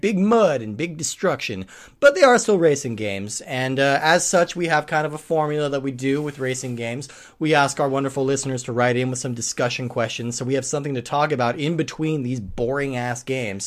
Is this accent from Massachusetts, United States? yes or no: no; Colorado, United States; near where I grew up in Colorado